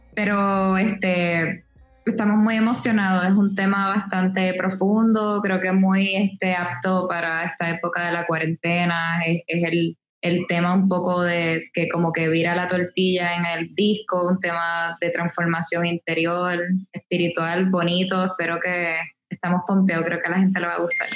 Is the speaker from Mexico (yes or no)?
no; Puerto Rico; moved away as an adult; also born or lived in Brooklyn, New York; aquí en la calle, en Puerto Rico, como decimos nosotros